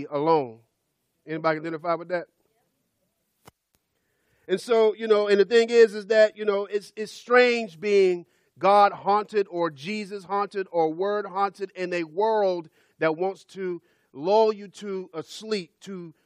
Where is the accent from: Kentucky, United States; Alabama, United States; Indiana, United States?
Alabama, United States; Birmingham; I grew up in Birmingham, Alabama, in the 70s and the 80s